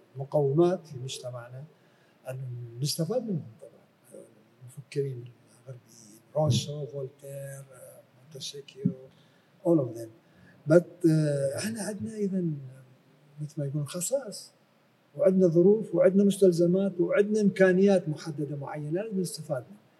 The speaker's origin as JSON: {"language": "Arabic", "town": "Basra", "region": "Basra Governorate", "country": "Iraq", "also_born_or_lived": "Europe", "moved": "yes", "said": "أنا أظل عراقي من بصرة."}